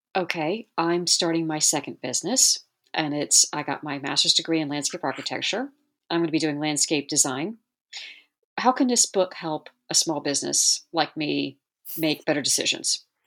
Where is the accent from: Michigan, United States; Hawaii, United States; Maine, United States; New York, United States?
Hawaii, United States; I'm from Hawaii